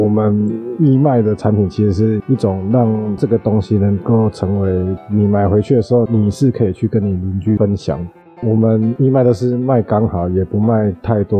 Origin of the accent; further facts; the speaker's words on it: Taichung, Taiwan; 像我是台中人，